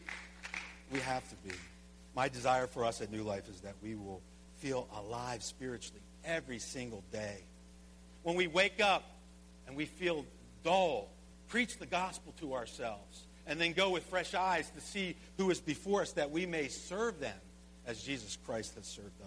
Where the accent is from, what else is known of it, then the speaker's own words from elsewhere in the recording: United States; we as Americans live in this society